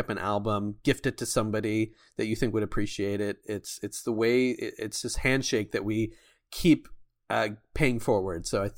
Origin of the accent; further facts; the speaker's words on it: United States; But as an American, it's like, it's good to see, because I've lived in other places in the Bible Belt.